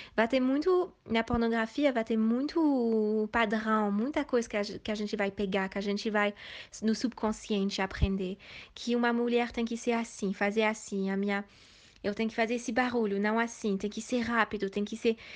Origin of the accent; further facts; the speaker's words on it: Switzerland; Portuguese is a second language; moved away as an adult; also born or lived in Asia; E eu sou da Suíça, metade brasileira, minha mãe é de Bahia. E eu nasci, e fui criada na Suíça